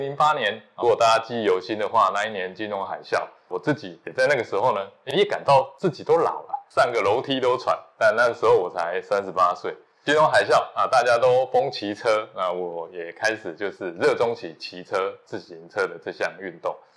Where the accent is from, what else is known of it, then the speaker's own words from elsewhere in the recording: southern Taiwan, Taiwan; 我来自南部乡下